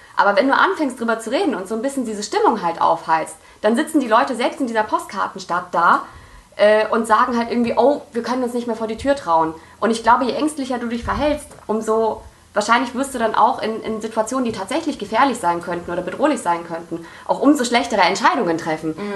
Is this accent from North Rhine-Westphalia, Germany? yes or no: yes; Düsseldorf, North Rhine-Westphalia, Germany; ich bin in Düsseldorf in, in Friedrichstadt aufgewachsen